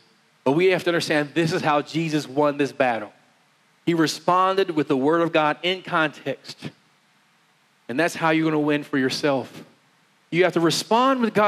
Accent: West Virginia, United States; I'm from West Virginia.

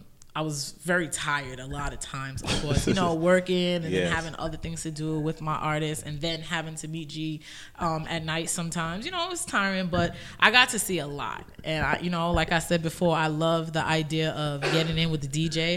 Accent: New York City, New York, United States; I'm from Roselle.

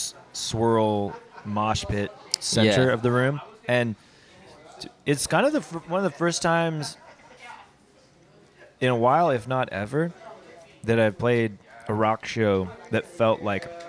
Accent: Mapleton, Utah, United States; also born or lived in Provo, Utah; Provo has always been obviously it's my hometown just because that's where I grew up in Mapleton

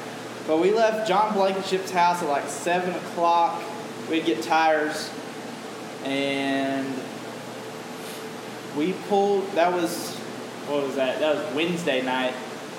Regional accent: Texas, United States; I'm from Texas, bro.

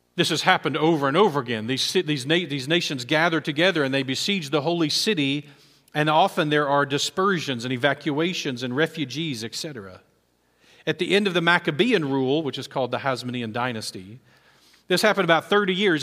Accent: Texas, United States; as an American, as a Texan, as an Aggie, as a Baptist

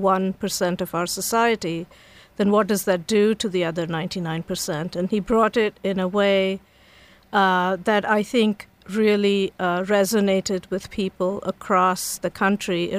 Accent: India; moved away as an adult; now in College Park, United States; So I grew up in India, and I came here as a graduate student about 30-some years ago

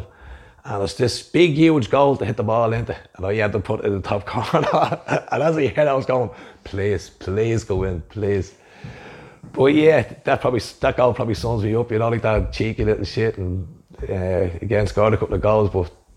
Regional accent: Dublin, Leinster, Ireland; Originally from Shettistry, inner city. we were brought up

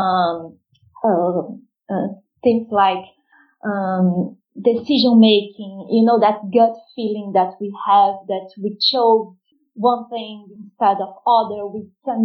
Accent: Rio de Janeiro, Brazil; moved away as an adult; now in London, United Kingdom; I'm originally from Rio de Janeiro, Rio, and I live in London since 2014

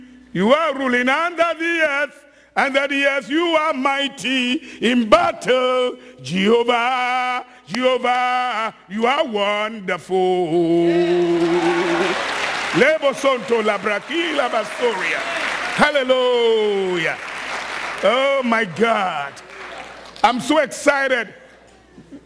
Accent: Ghana; moved away as an adult; also born or lived in Nigeria; I'm from Ghana, like you've been told. And I was in Nigeria for 25 years.

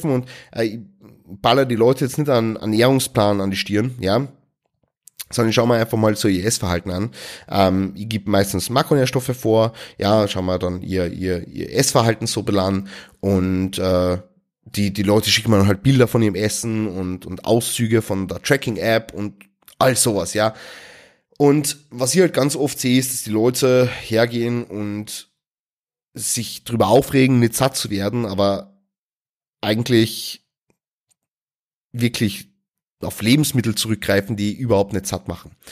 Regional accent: Austria; Also bei uns in Österreich heißt es Laugenstange. Ja, also mit einem L am Ende. Stangerl.

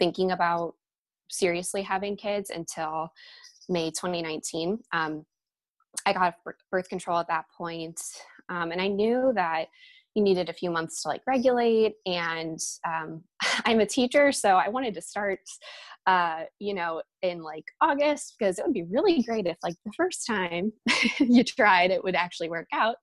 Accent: Ohio, United States; we're from Ohio

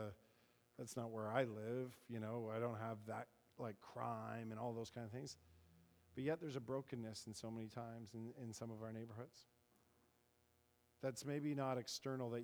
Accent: Paris, Ontario, Canada; I grew up kind of in Paris, Ontario

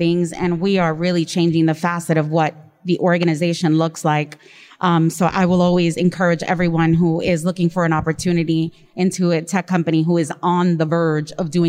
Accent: New York City, New York, United States; I'm from the Bronx.

